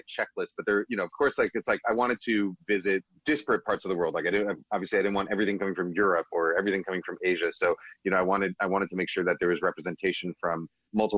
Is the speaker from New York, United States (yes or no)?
yes; New York, United States; now in Bay Area, United States; I grew up in New York